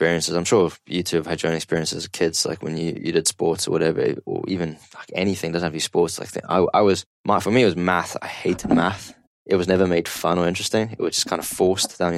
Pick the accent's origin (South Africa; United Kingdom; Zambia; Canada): South Africa; now in Kuwait; growing up in South Africa, like going to farms and stuff like that, you would help your dad chop wood